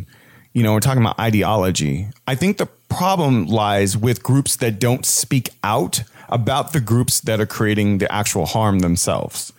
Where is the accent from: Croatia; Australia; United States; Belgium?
United States; as an American because I have a lot of freedoms in my country